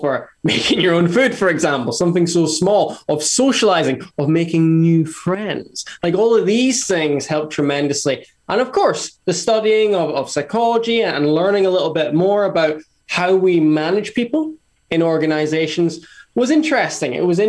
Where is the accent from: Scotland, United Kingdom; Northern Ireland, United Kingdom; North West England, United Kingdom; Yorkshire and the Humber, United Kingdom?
Scotland, United Kingdom; Aberdeen; also born or lived in Glasgow; Yeah, I'll try and reply as quickly as you asked. Aberdeen, went to Glasgow